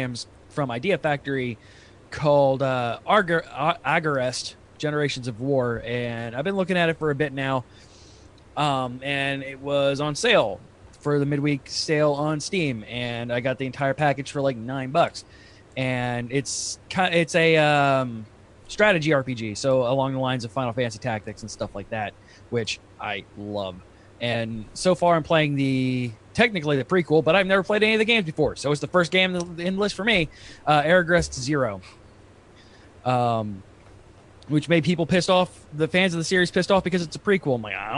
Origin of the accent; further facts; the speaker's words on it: Ohio, United States; moved away as an adult; now in Florida, United States; I'm from Ohio, so I'm used to the cold, but I've been in Florida now for almost 10 years